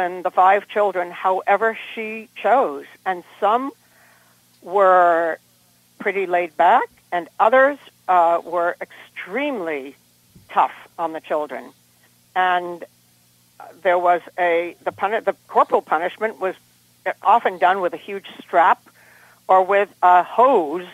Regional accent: Cambridge, Still River, Massachusetts, United States; There was a point in time when we moved from Cambridge up to Still River

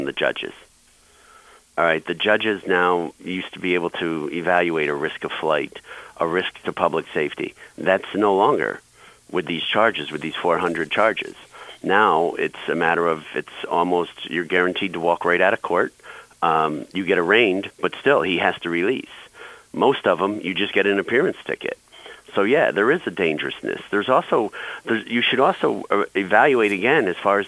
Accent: New York, United States; as a New Yorker

